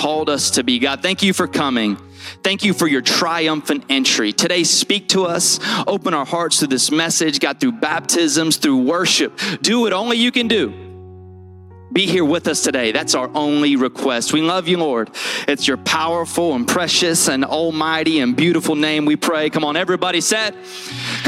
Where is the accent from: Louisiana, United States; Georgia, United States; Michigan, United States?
Louisiana, United States; Shreveport; moved away; We come from Shreveport, Louisiana, and the actual nickname for Shreveport, Louisiana, just to help you understand me, is Ratchet City